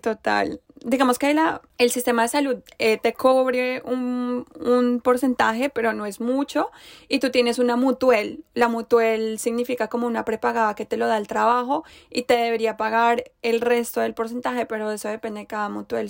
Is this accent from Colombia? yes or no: yes; Bogotá, Colombia; yo vengo de Bogotá